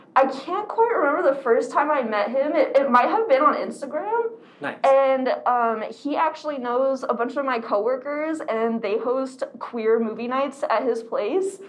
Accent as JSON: {"language": "English", "region": "Arizona", "country": "United States", "tie": "born or raised there", "said": "I am born and raised in Arizona"}